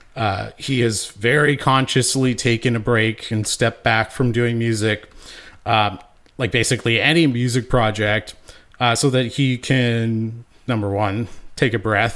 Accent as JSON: {"language": "English", "town": "Winnipeg", "region": "Manitoba", "country": "Canada", "tie": "born or raised there", "said": "born and raised in Winnipeg"}